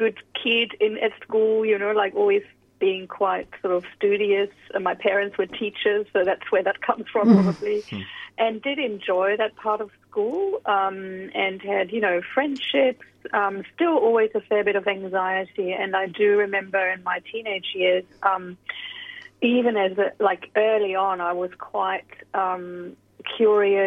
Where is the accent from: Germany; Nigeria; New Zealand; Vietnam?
Germany; moved away as an adult; also born or lived in United Kingdom / United States; now in Sydney, Australia; So I was born in Germany. I spent the first about 19 years in Germany and then moved over to the UK and various other countries before I came to Australia.